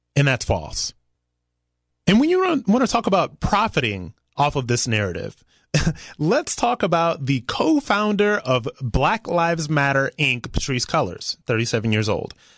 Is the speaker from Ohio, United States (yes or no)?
yes; Ohio, United States; I am from Ohio. I'm proud to be from Ohio. Ohio gave me my values.